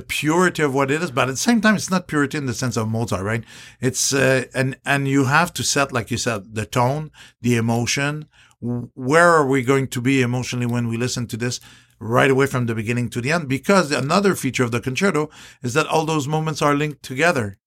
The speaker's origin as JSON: {"language": "English", "country": "Canada", "said": "I'm Canadian"}